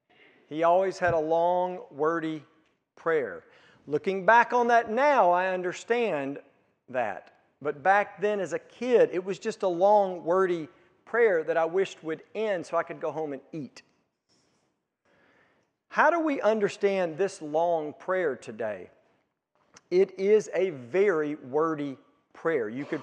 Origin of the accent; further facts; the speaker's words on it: Hikes Retreat, Mississippi, United States; So I grew up in South Mississippi, out in the country, in an area called Hikes Retreat, and attended Hikes Retreat Baptist Church.